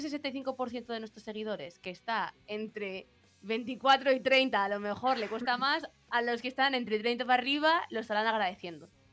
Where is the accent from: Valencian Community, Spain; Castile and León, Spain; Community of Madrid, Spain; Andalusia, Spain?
Community of Madrid, Spain; Madrid; somos de Madrid